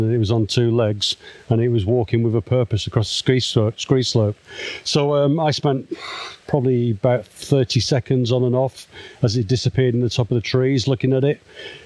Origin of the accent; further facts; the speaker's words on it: Manchester, North West England, United Kingdom; now in near London, United Kingdom; I'm originally from Manchester in the north of England